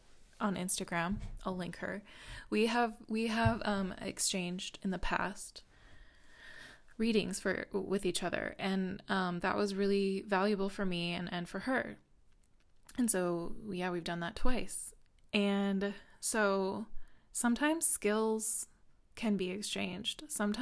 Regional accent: Midwest, United States; that was definitely it for me as a woman growing up in the Midwest.

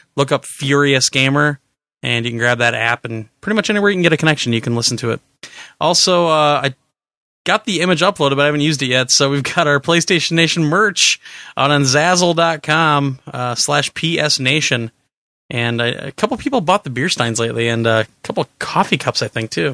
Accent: Wisconsin, United States; we're idiots from Wisconsin

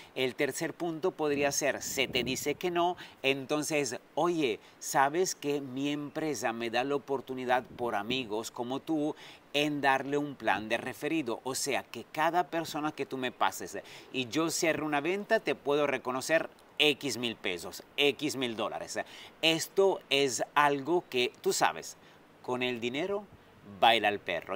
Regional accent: Italy; also born or lived in France / Dubai / Sydney; now in Riviera Maya, Mexico; un italiano viviendo aquí en México, en la Riviera Maya

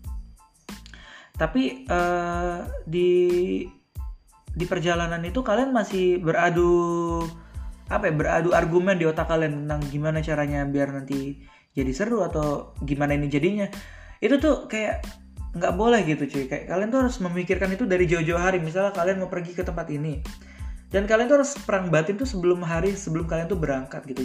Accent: Tangerang, Banten, Indonesia; moved away as an adult; also born or lived in Padang (ancestral hometown, Minang); now in Padang, Indonesia; gua tinggal sembilan belas tahun di Tangerang dan gua merantau ke Padang. Yang dimana Padang ini kampung gua juga

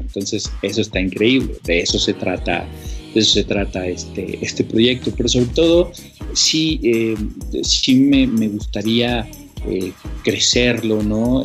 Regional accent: Mexico; soy el único mexicano

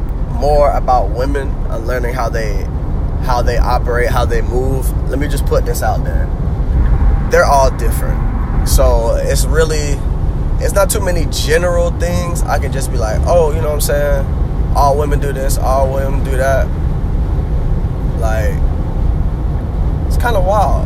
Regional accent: Jacksonville, Florida, United States; my people are originally from New York, but I was born and raised in Duval County

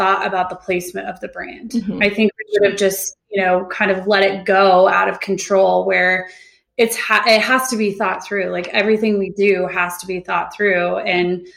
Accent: Sun Valley, Idaho, United States; moved away as an adult; now in Bend, United States; I was born and raised in Idaho. I grew up, okay. Went to high school and middle school in Sun Valley, and then literally moved over here the day I turned 18

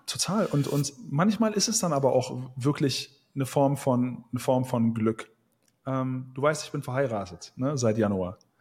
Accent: Wuppertal, North Rhine-Westphalia, Germany; now in Thailand; ich komme aus Wuppertal

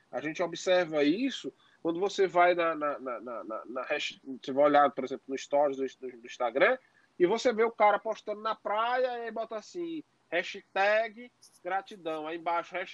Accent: Northeast Region, Brazil; especialmente nós que temos ascendência nordestina, somos nordestinos, né

